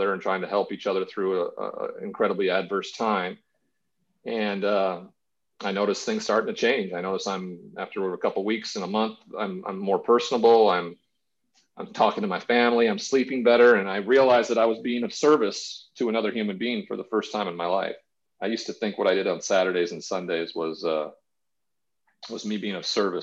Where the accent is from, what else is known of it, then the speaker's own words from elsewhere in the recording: Montana, United States; growing up in Montana with a cowboy culture that exists around ranchers and everything like that. My grandfather was one. I grew up on a farm, a farming community.